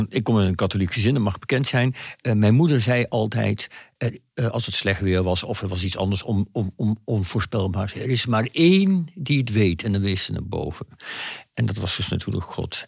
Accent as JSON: {"language": "Dutch", "area": "Achterhoek", "region": "Gelderland", "country": "Netherlands", "said": "in de achterhoek waar ik vandaan kom"}